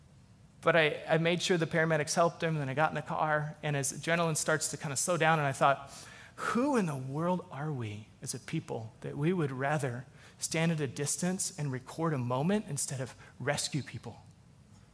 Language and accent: English; Alaska, United States; moved away as an adult; also born or lived in Texas; I grew up in Alaska